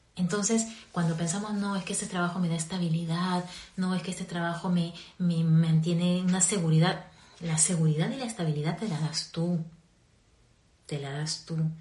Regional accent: Peru; moved away; also born or lived in Caracas, Venezuela; Yo soy peruana, vivía en Perú

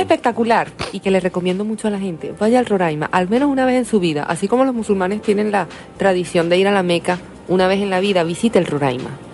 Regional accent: Venezuela; esto está en mi país

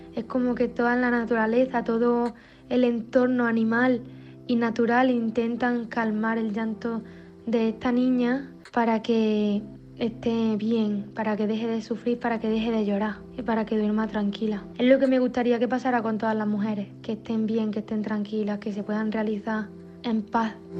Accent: Pozoblanco, Andalusia, Spain; moved away as an adult; also born or lived in Barcelona; soy de Pozo Blanco y que la patrona de mi pueblo es la Virgen de Luna

